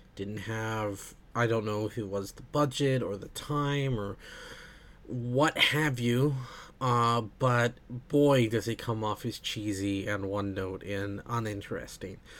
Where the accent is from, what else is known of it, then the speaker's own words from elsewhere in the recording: United States; being American myself